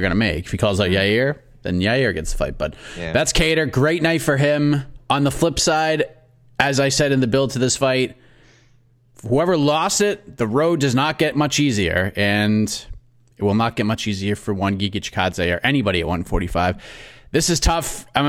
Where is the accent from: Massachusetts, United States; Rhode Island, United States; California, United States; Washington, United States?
Massachusetts, United States; Boston; accent: Boston; I'm from Boston, so the accent kind of pops out when I get all upset.